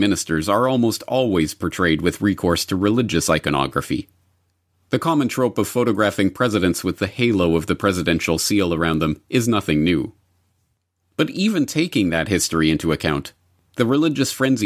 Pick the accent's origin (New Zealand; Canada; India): Canada; now in Japan; I'm a Canadian living in Japan